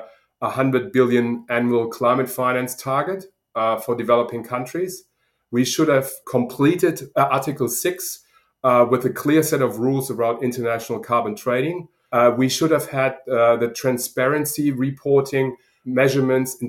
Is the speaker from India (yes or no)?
no; Germany; accent: German; now in Sydney, Australia; as you probably hear from my accent, I'm originally German